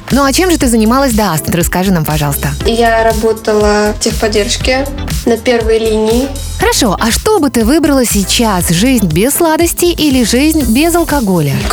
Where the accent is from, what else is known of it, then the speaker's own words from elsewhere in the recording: Kazan, Tatarstan, Russia; Мне 23. Я из Казани, из Татарстана.